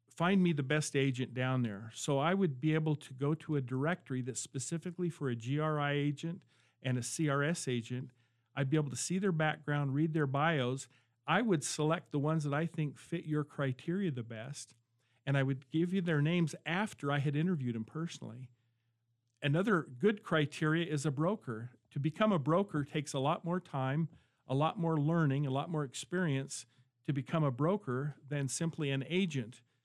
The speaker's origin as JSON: {"language": "English", "town": "Gooding", "region": "Idaho", "country": "United States", "tie": "born or raised there", "also_born_or_lived": "Caldwell, Idaho / Boise, Idaho", "said": "I'm a native Idahoan. I was born in Caldwell, raised in Gooding, came to Boise State in seventy-one, seventy-two"}